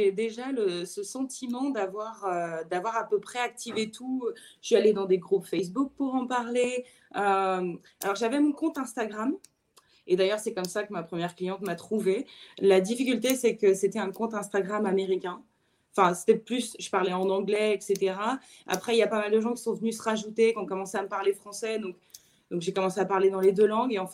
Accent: France; now in United States; je suis française, mais, euh, j'habite aux États-Unis.

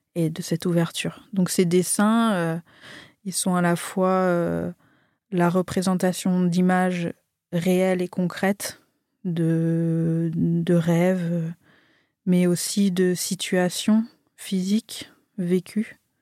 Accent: Marseille, Provence-Alpes-Côte d'Azur, France; also born or lived in Annecy; moi je suis née à Annecy. je suis arrivée à Marseille, j'avais 6 ans.

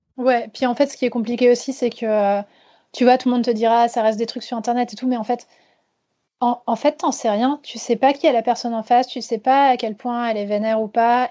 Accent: Vosges, Grand Est, France; moved away; j'ai grandi dans les Vosges

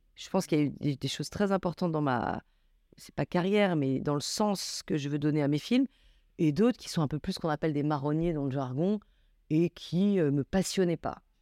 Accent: Grenoble, Auvergne-Rhône-Alpes, France; moved away as an adult; also born or lived in Paris; je viens de la banlieue de Grenoble, où j'ai grandi

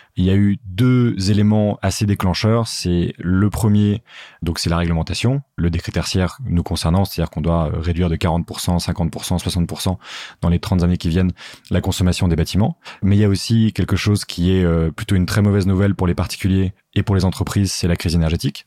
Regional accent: Paris suburbs, Île-de-France, France; also born or lived in Geneva; j'ai grandi en banlieue parisienne

